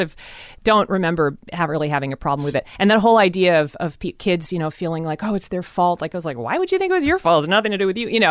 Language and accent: English; Seattle, Washington, United States; I grew up in a very white part of town always. I moved around very s, I mean, most of Seattle is very, very white.